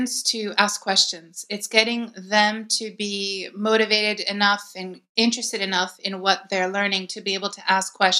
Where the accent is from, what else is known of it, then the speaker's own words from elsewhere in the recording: Baltimore, Maryland, United States; moved away as an adult; now in Athens, Greece; I am originally from Baltimore, Maryland. That's where I grew up, and I was born and raised there